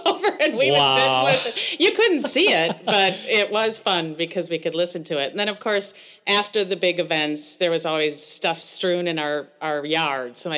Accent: Elkhorn, Wisconsin, United States; I grew up in Elkhorn, Wisconsin

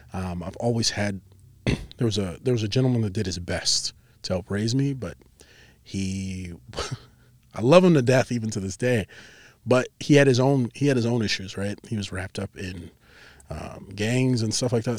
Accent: Chicago, Illinois, United States; also born or lived in Plainfield, Illinois; now in Cedar Rapids, United States; we moved from the Chicagoland area out to the suburb of Chicago out in Plainfield

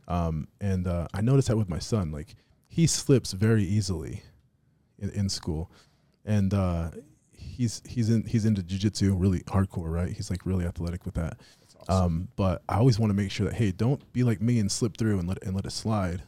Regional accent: Las Vegas, Nevada, United States; moved away; we slur our words, like, where I'm from in Vegas, you know, we, we talk that way.

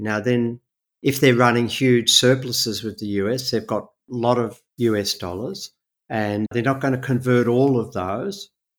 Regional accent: Australia

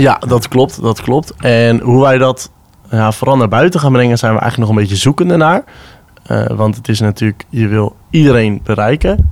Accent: Netherlands; als Nederlanders

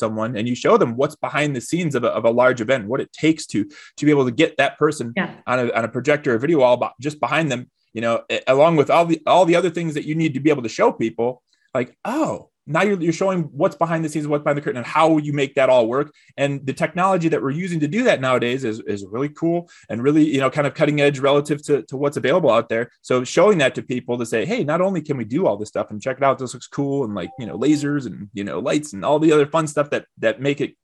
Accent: Detroit, Michigan, United States; a guy who's born and raised in Detroit, in the heart of the Motor City

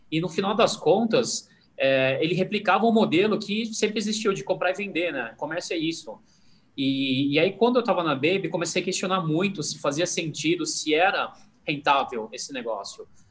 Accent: Brazil; sou descendente chinês, nasci aqui no Brasil, minha família veio na década de 60 da China para cá

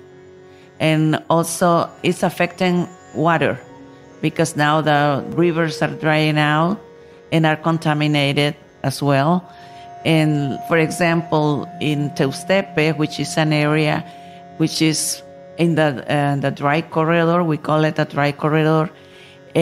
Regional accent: Nicaragua; I come from Nicaragua, country in Central America

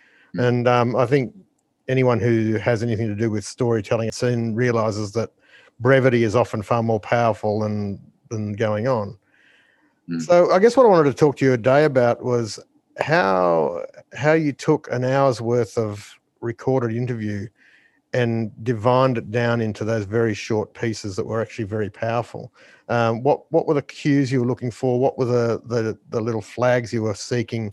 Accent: Trundle, New South Wales, Australia; I'm a country boy myself. I was born in Trundle

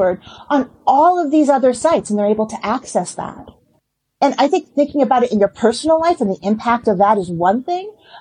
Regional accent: Boston, Massachusetts, United States; I am from Boston

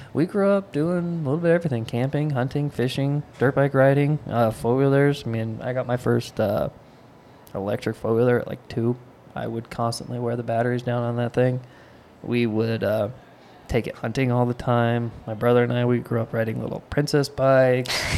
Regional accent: Nyssa, Oregon, United States; also born or lived in Idaho; I am a longtime Nyssa native. I'm 26. I spent 25 years here

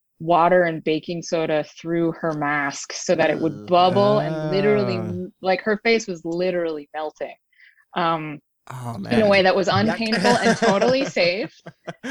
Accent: Woodstock, New York, United States; I grew up in Woodstock, New York

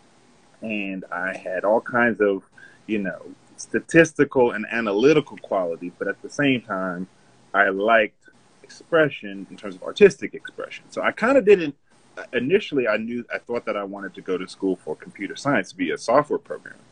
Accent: Charlotte, North Carolina, United States; moved away as an adult; also born or lived in California; I was born in Charlotte, North Carolina, and raised here

